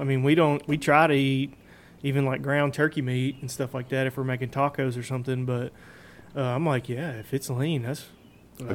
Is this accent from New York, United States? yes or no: no; Tennessee, United States; I'm born and raised in Tennessee, man. I'm not really used to that kind of cold.